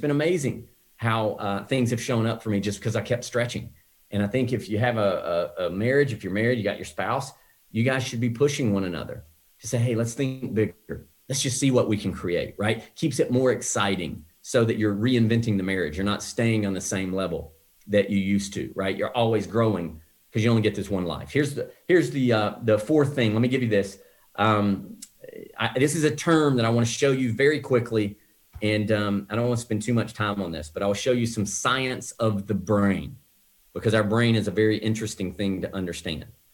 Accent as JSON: {"language": "English", "region": "the South", "country": "United States", "tie": "born or raised there", "moved": "yes", "lives_now": "Scottsdale, United States", "said": "when I grew up in the South, trees were everywhere"}